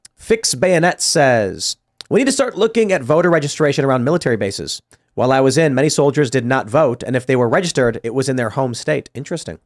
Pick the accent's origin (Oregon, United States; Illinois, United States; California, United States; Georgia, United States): Illinois, United States; Chicago; I'm growing up in Chicago